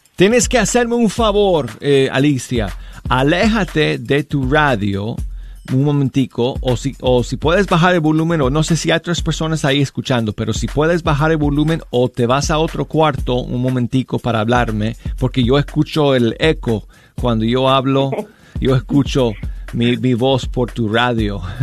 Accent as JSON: {"language": "Spanish", "town": "Denver", "region": "Colorado", "country": "United States", "said": "Yo soy de Denver, Colorado"}